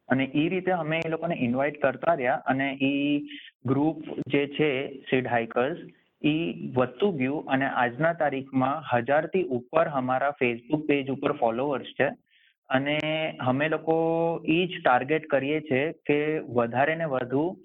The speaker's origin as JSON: {"language": "Gujarati", "country": "India", "moved": "yes", "lives_now": "Sydney, Australia", "said": "હું ઇન્ડિયન છું"}